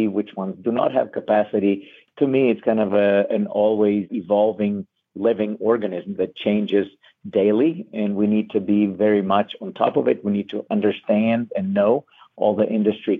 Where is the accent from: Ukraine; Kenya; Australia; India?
Ukraine; moved away as an adult; now in Erie, United States; I'm originally from Ukraine. I was born and grew up there.